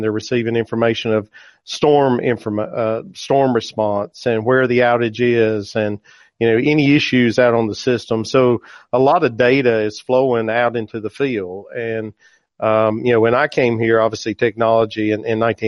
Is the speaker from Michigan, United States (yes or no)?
no; Bennett, North Carolina, United States; I am from Bennett, North Carolina, just a small town. I'm just a country boy. I grew up on a part-time farm